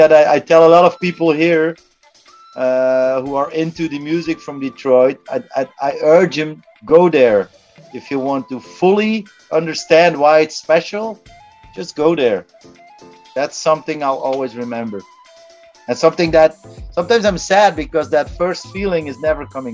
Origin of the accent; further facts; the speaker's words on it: Belgium; I'm based in Ghent, Belgium. I was born in Belgium as well.